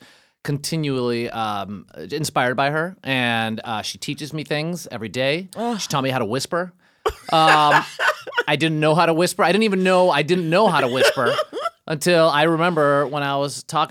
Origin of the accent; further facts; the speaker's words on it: Chicago, Illinois, United States; moved away; I grew up in Chicago. Neighborhood called Brighton Park.